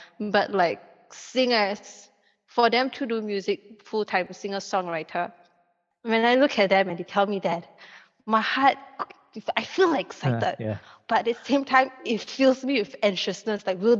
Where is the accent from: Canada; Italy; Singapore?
Singapore; As a Singaporean, we are slave to CPF.